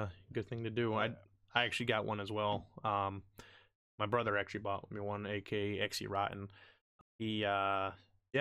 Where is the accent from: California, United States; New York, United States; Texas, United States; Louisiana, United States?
New York, United States; From where I'm at, like where I live specifically in New York